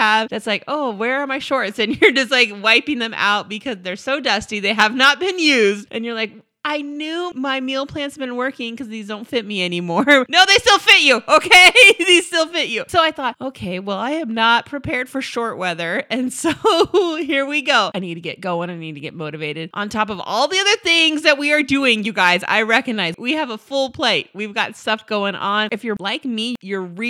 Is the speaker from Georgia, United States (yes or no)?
no; California, United States; we're from California